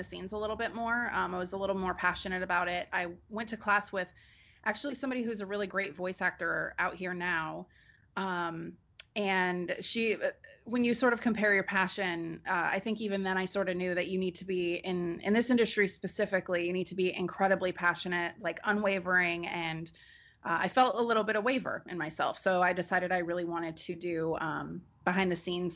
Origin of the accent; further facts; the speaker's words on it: Bay Area, California, United States; also born or lived in Nevada / Los Angeles; I went to a performing arts high school in the Bay Area where I grew up. So I'm born and raised in California